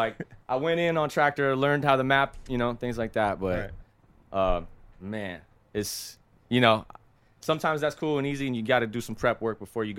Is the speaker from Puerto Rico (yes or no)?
yes; Puerto Rico; born there; they found out I was born in Puerto Rico